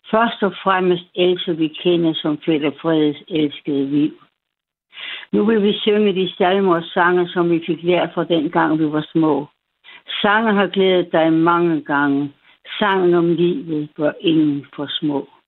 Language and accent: Danish; West Jutland, Central Denmark Region, Denmark; moved away; Jeg er fra oh, Vestjylland. Det er jo det. Jeg er fra Vestjylland.